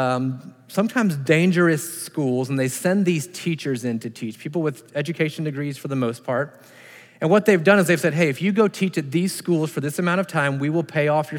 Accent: United States; being an American. Just happened to be born here

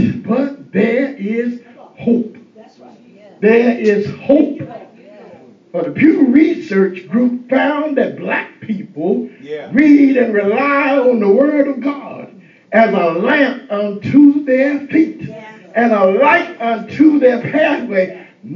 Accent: Eastern North Carolina, United States; growing up in Eastern North Carolina

